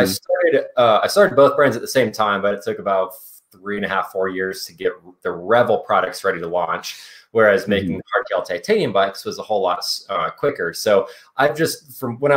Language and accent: English; Anchorage, Alaska, United States; now in Carbondale, United States; I grew up in Anchorage, Alaska, and was a total bike nerd